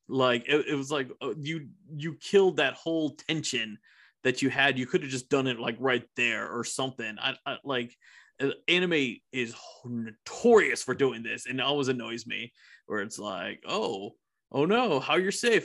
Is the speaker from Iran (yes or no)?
yes; Iran; now in United States; my home country, I, Iran